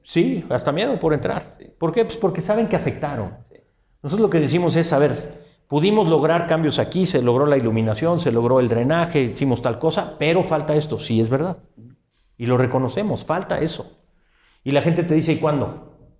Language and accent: Spanish; San Luis Potosí, Mexico; yo soy un ciudadano potosino